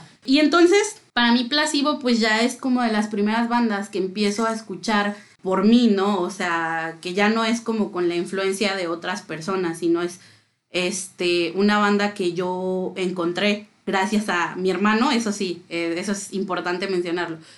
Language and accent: Spanish; Mexico City, Mexico; soy de la Ciudad de México